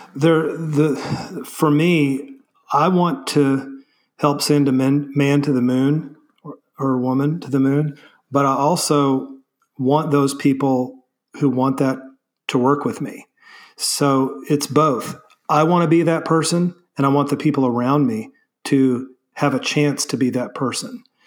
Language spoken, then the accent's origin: English; Springfield, Missouri, United States; I grew up in Springfield, Missouri, so Southwest Missouri